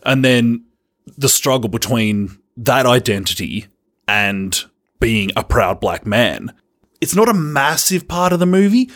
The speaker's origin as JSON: {"language": "English", "country": "Australia"}